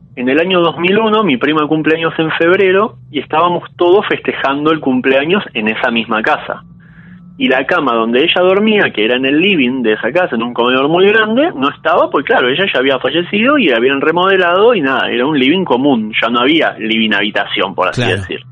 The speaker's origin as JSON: {"language": "Spanish", "town": "San Isidro", "region": "Buenos Aires Province", "country": "Argentina", "also_born_or_lived": "Saavedra, Buenos Aires", "lives_now": "Buenos Aires, Argentina", "said": "Yo ahora en este momento soy de San Isidro, pero estoy viviendo en Saavedra con mi novia"}